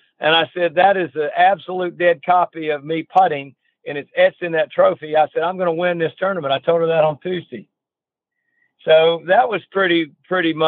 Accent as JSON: {"language": "English", "region": "Georgia", "country": "United States", "tie": "born or raised there", "said": "I was born in Georgia, and my family's from Georgia from 1800"}